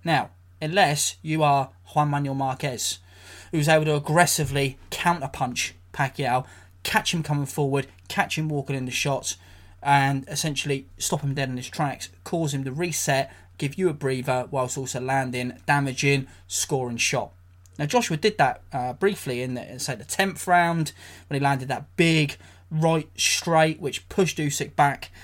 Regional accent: England, United Kingdom; I'm an English guy, I'm a British guy.

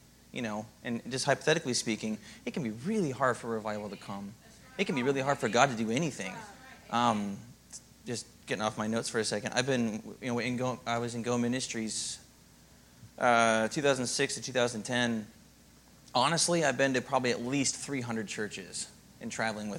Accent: Minnesota, United States; moved away; I come from Minnesota, and there's not always Christians there

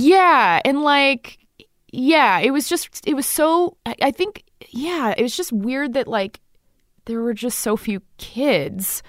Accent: Dallas, Texas, United States; moved away; also born or lived in New York City; I grew up in Dallas, Texas, 'cause my dad's from Texas.

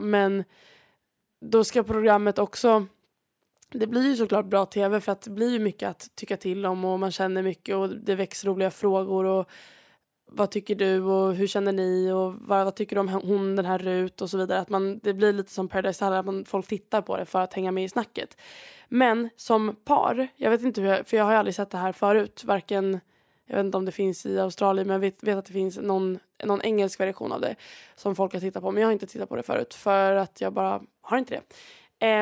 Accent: Sweden; moved away; jag var hemma i Sverige

